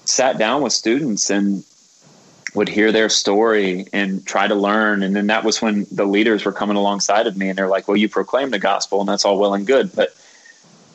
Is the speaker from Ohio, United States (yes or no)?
no; Cocoa Beach, Florida, United States; moved away as an adult; also born or lived in Georgia / Louisville, Kentucky / West Virginia; now in New York, United States; I'm originally from Florida, which is basically where New York goes